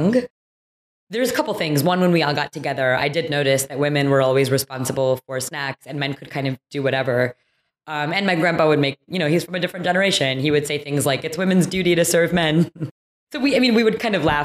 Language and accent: English; Troy, Michigan, United States; moved away; I grew up in a suburb outside of Detroit, Michigan, so Troy